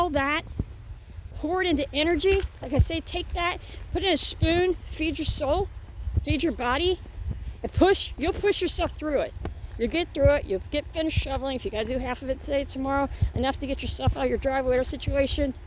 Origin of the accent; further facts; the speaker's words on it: Ohio, United States; now in Indiana, United States; back to my hometown state of Ohio